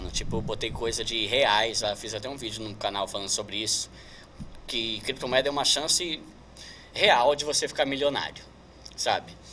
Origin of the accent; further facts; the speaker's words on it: São Paulo, Brazil; now in Osasco, Brazil; Assim, eu sou de São né? Paulo, aí eu me casei faz, vai fazer três anos, né?